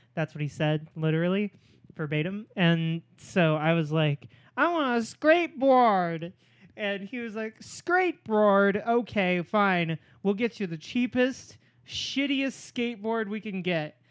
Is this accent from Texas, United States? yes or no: no; Norman, Oklahoma, United States; moved away; I'm from Norman, Oklahoma